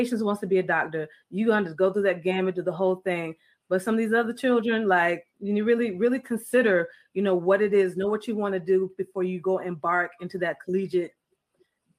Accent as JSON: {"language": "English", "region": "Florida", "country": "United States", "tie": "born or raised there", "said": "Every friend that I have, where I grew up in Florida, my neighborhood, I don't know if there was any Americans. We may have been the only Americans on the street"}